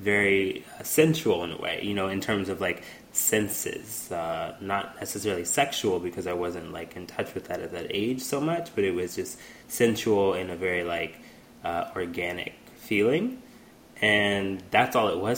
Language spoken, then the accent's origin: English; Houston, Texas, United States; a little boy, black boy growing up in Houston